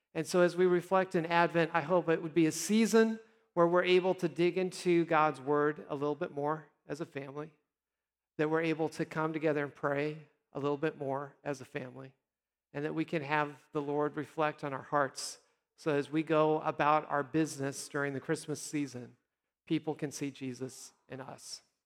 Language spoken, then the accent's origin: English; Nebraska, United States; also born or lived in South Dakota; now in Texas, United States; I always say I'm from Nebraska, but I did live a short time in South Dakota.